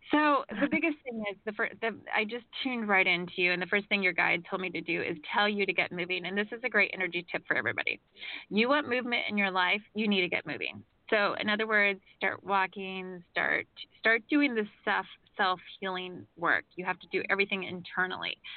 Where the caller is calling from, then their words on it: Campbellsville, Kentucky, United States; I'm calling from Kentucky.